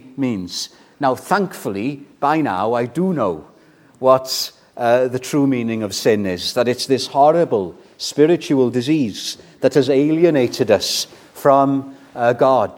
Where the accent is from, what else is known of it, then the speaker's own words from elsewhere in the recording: Wales, United Kingdom; I was brought up in the Welsh culture